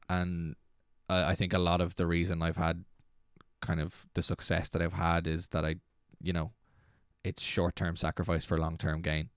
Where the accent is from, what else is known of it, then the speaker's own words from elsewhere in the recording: Dublin, Leinster, Ireland; moved away; also born or lived in Navan / Slane; I was born in Dublin and grew up in Dublin and then moved out of Dublin to Navan and then moved from Navan to outside Slane